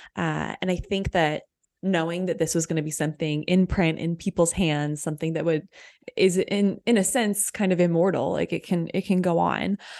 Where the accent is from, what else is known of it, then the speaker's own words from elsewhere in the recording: Austin, Texas, United States; I was born in Austin, where I live now